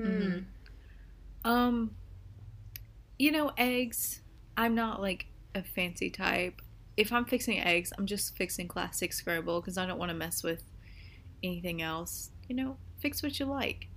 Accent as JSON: {"language": "English", "country": "United States", "said": "I'm American"}